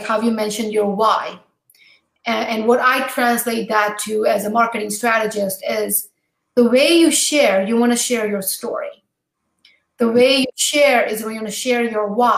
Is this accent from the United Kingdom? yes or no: no; U.S. Virgin Islands; moved away; also born or lived in New Jersey; I grew up in St. Thomas